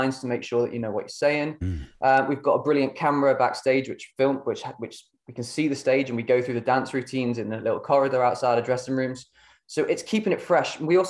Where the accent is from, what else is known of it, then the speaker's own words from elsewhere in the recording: Burton upon Trent, West Midlands, United Kingdom; I'm from Burton itself